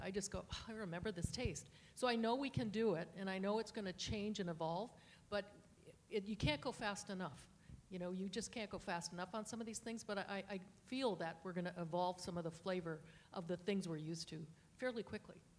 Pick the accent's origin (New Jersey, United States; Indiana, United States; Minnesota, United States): Minnesota, United States; I grew up in Minnesota